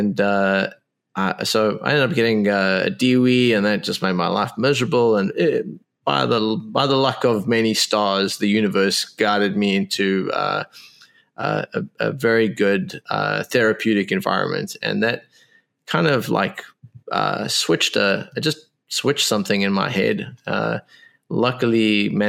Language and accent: English; South Africa; I was born in South Africa